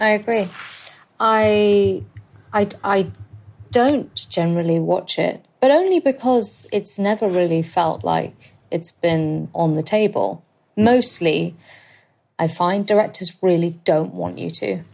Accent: London, United Kingdom; I'm currently living with my husband at my parents' house, at the in the house that I grew up

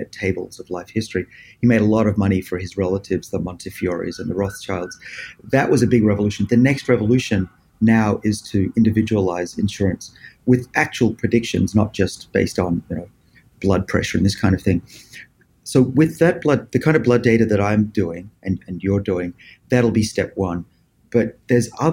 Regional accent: Australia; moved away as an adult; now in Boston, United States; I was born in Australia. You can probably tell from my accent.

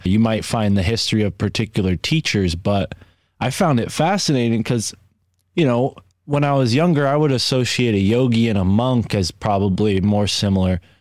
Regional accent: United States; as an American

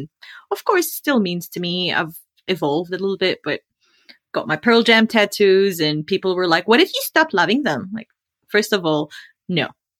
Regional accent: Australia; now in United States; because he's American and I'm Australian, Jordanian, we had to sit through a couple of immigration green card interviews.

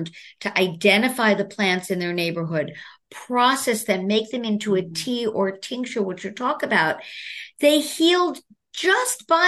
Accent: New York City, New York, United States; I'm from Brooklyn, New York

